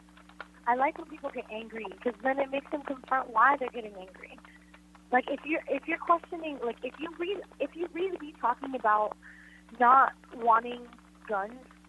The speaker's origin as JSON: {"language": "English", "region": "Florida", "country": "United States", "tie": "born or raised there", "said": "Florida is my home state"}